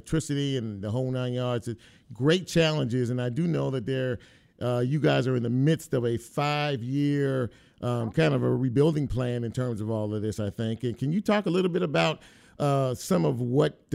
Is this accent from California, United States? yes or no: yes; Los Angeles, California, United States; now in Memphis, United States; I'm not from this part of the country. I'm from the West Coast, Los Angeles